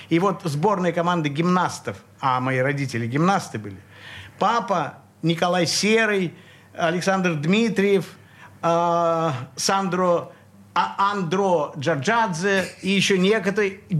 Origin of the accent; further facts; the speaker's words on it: Saint Petersburg, Russia; Я родился в Ленинграде. Ты коренной ленинградец? Да, и не только по маме и папе, а еще по бабушкам и дедушкам, по прадедушкам, по прапрапрадедушкам